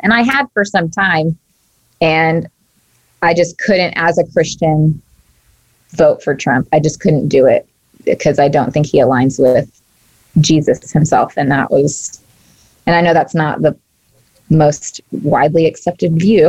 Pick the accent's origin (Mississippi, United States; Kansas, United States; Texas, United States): Texas, United States; I grew up in Texas and down south